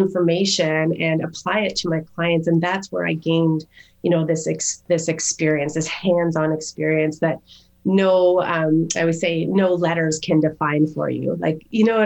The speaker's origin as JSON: {"language": "English", "town": "Calgary", "region": "Alberta", "country": "Canada", "tie": "born or raised there", "also_born_or_lived": "Toronto / Japan", "moved": "yes", "said": "back to Calgary, which is my hometown"}